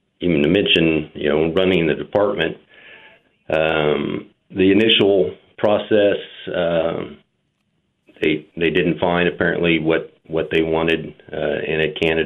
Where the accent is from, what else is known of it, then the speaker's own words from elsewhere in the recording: Wichita, Kansas, United States; I grew up in Wichita. Attended Wichita